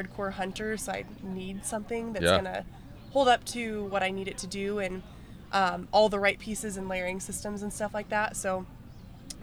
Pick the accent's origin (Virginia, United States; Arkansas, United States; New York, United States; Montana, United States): Montana, United States; I'm born and raised out there